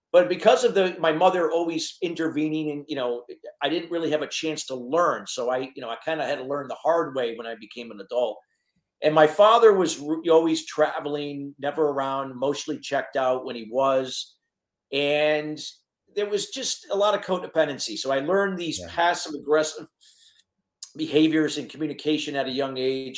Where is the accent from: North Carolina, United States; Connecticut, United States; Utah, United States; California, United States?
Connecticut, United States; also born or lived in Neptune, New Jersey / Tampa Bay area, Florida; I went back to Connecticut when I was between 5 and 6 years